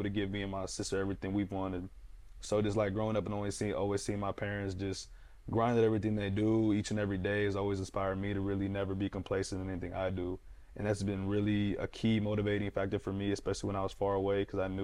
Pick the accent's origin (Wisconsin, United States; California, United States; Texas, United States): Texas, United States; Fort Worth; I'm from Fort Worth